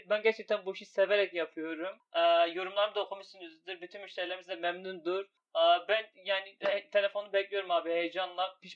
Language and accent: Turkish; Hatay, Turkey; moved away; Abi biz aslında Hataylıyız. Ee, Hatay'dan göçmüşüz buraya.